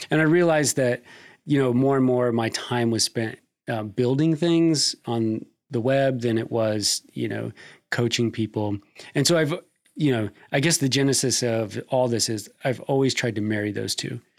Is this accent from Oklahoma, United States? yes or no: no; Nebraska, United States; now in Kentucky, United States; I came to Kentucky from Nebraska um, to pursue a career in uh, strength and conditioning.